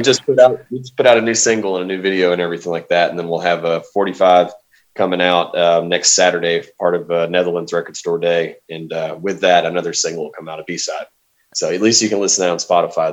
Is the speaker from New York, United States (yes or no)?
no; Arkansas, United States; also born or lived in Southwest Louisiana; I've uh, been in Arkansas ever since